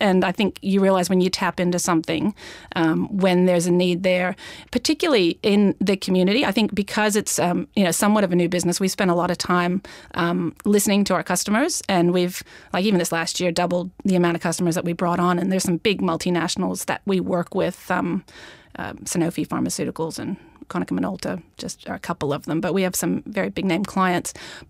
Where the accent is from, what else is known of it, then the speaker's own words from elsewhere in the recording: Australia; No, it's an Australian business, and I'm actually Australian too. I just sound American. I've been here a long time